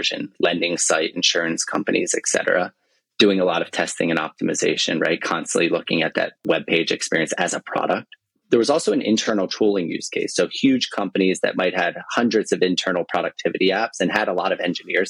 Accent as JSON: {"language": "English", "region": "New Jersey", "country": "United States", "also_born_or_lived": "San Francisco", "moved": "as an adult", "said": "I'm from New Jersey"}